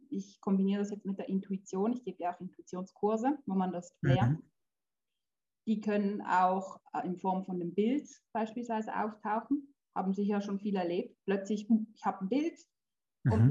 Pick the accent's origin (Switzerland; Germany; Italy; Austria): Switzerland; born there; also born or lived in Poland; also ich bin in der Schweiz geboren und die ersten drei Jahre meines Lebens waren eigentlich schön.